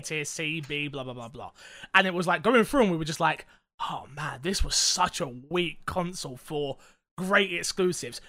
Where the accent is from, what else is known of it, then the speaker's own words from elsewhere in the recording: United Kingdom; I'm British.